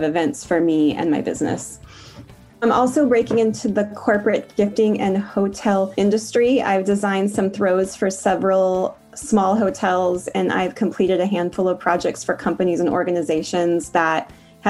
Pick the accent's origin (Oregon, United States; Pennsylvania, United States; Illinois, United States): Oregon, United States; Portland; I'm from Portland, Oregon